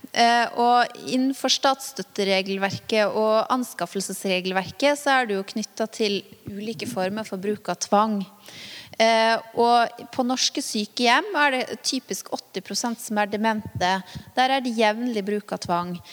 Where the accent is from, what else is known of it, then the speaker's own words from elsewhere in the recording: Vanylven, Møre og Romsdal, Norway; Tenk deg en dame på min alder da, i hjemkommunen min, Vanylven